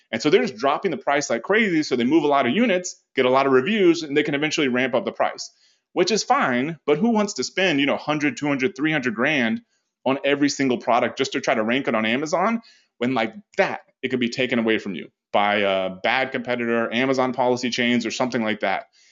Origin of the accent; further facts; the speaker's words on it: United States; as an American